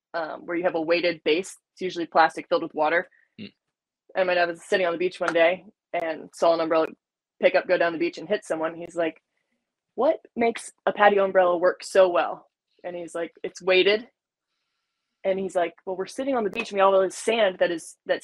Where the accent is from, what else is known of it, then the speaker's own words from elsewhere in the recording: North Carolina, United States; I grew up in North Carolina